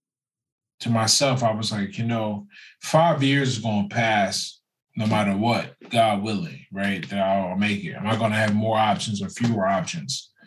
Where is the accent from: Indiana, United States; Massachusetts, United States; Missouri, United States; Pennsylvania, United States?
Pennsylvania, United States; now in California, United States; I grew up in Pennsylvania